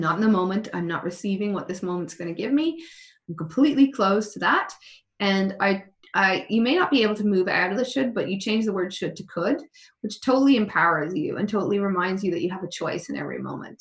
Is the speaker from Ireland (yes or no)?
yes; Ireland; being Irish